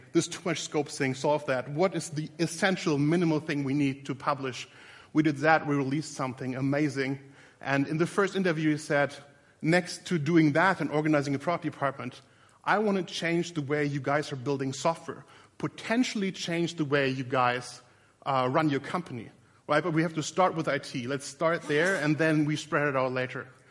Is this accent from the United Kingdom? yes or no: no; Berlin, Germany; In a very literal sense, I'm from Berlin, Germany.